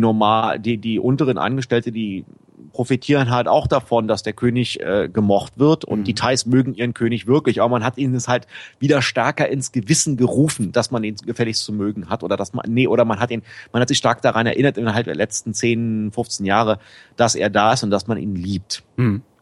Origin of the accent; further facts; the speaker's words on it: Berlin, Germany; moved away as an adult; now in Bangkok, Thailand; ich komme eigentlich aus Berlin-Pankow